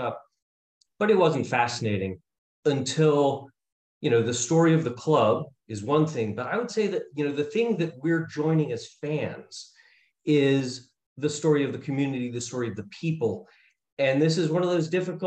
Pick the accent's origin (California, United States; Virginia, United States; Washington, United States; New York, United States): New York, United States; New York City; now in Baltimore, United States; I grew up in Brooklyn, New York